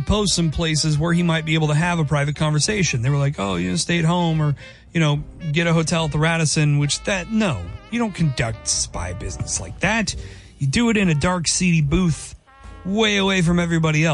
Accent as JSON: {"language": "English", "region": "Kansas", "country": "United States", "tie": "born or raised there", "said": "K-State's from my home state, and that's my team"}